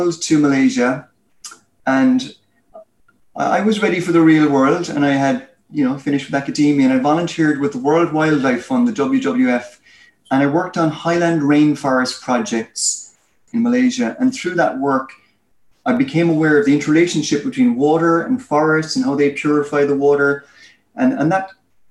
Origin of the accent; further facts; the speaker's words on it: Ireland; accent: Irish; I'm Irish, as you can tell by my accent.